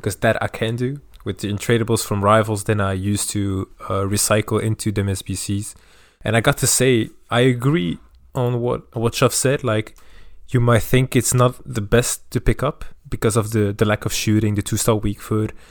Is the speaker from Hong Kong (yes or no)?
no; Belgium; I'm from Belgium